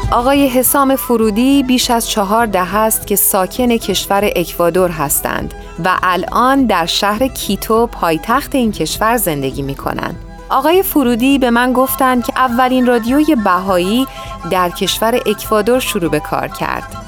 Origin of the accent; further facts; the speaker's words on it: Iran; now in United States; من در اصل از ایران اومدم و نه از آمریکا